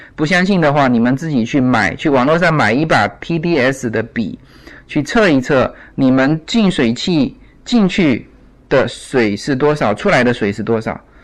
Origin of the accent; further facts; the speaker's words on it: China; now in United States; 我们其实中国人吃饭的